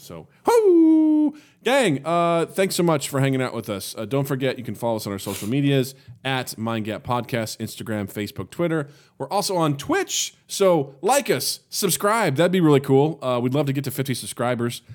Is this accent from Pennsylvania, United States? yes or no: no; Kirksville, Missouri, United States; moved away; my hometown of Kirksville, Missouri